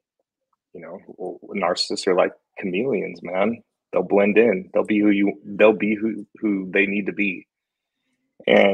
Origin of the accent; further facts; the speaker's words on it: Fullerton, California, United States; moved away as an adult; now in Las Vegas, United States; I grew up in Fullerton. It's a small town in Orange County.